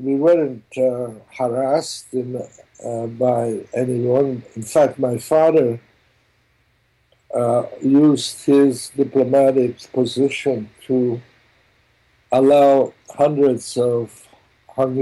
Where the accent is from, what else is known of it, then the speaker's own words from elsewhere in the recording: Rijeka, Primorje-Gorski Kotar County, Croatia; first language German; English is a second language; moved away; I was born in Italy in a little town called Fiume